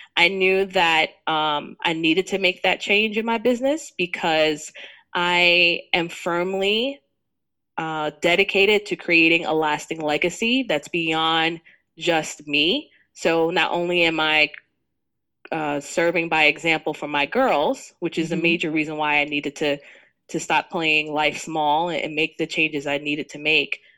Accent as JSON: {"language": "English", "town": "New York City", "region": "New York", "country": "United States", "tie": "born or raised there", "said": "I grew up in Jamaica, Queens, Southside Jamaica, Queens"}